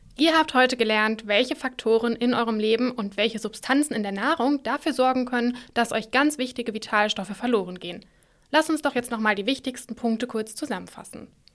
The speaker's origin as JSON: {"language": "German", "country": "Germany", "said": "bei uns in Deutschland"}